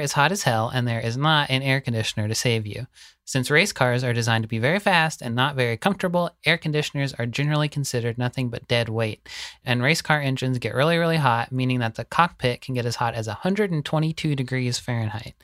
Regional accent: the South, United States; Growing up in the South

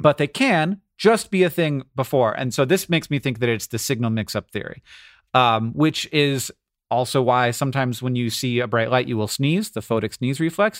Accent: United States

